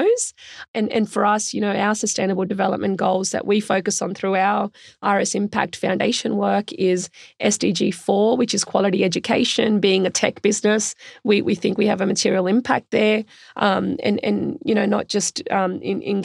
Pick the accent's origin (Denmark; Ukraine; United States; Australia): Australia; also born or lived in India; I was born in India, which was a developing country then, isn't so much now. And my family migrated to Australia when I was quite young